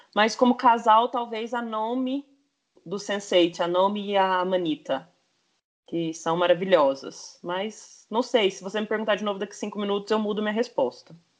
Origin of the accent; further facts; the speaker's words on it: Franca, São Paulo, Brazil; eu sou de Franca, do, do interior de São Paulo